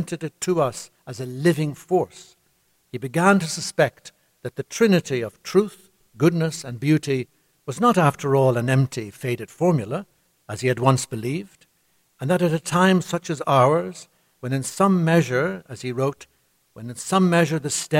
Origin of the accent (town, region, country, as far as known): Ireland